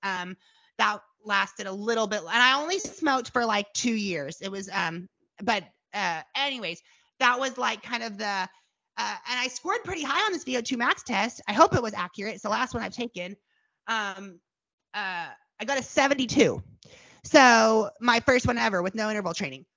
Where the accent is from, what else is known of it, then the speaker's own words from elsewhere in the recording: Tulsa, Oklahoma, United States; Tulsa where I live, my hometown